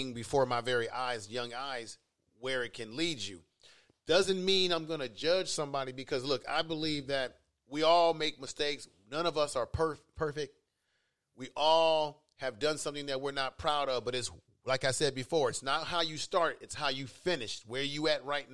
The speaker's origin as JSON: {"language": "English", "town": "San Francisco", "region": "California", "country": "United States", "tie": "born or raised there", "also_born_or_lived": "Baltimore", "said": "I grew up in the Fillmore area"}